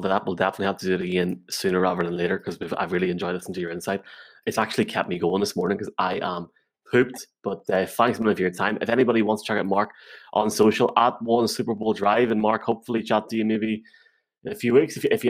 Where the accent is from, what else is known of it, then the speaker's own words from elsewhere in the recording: England, United Kingdom; accent: Northern; My Northern accent's going to get me here.